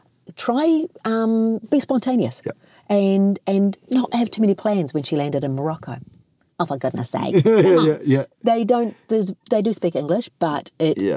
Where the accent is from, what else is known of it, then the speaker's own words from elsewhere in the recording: Kaikohe, Northland, New Zealand; growing up in Kaikoi, and although this is Māori and Tongan